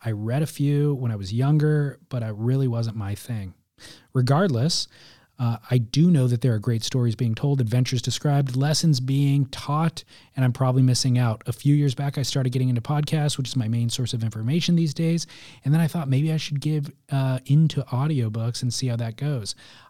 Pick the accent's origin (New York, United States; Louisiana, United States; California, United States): California, United States; I'm 55. I grew up surfing in Southern California.